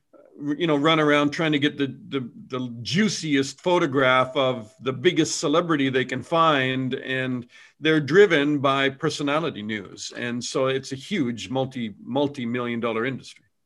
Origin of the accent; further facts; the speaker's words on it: Canada; I'm Canadian